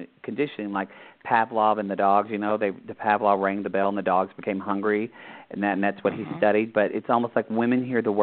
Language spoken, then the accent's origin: English; Southern Oklahoma, United States; I grew up Catholic in Oklahoma, Southern Oklahoma